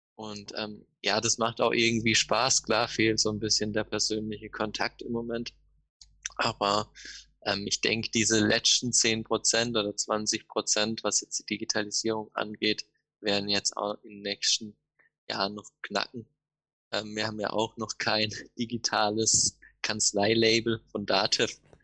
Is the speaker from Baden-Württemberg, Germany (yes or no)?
yes; Offenburg, Baden-Württemberg, Germany; Ich komme aus Offenburg. Ähm, das liegt zwischen Freiburg und Karlsruhe, Süden Deutschland.